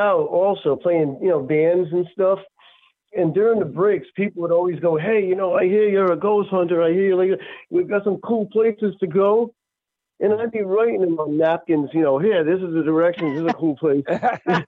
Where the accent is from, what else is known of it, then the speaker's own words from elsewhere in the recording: Greenville, Rhode Island, United States; Growing up in Greenville, Rhode Island, it's a really country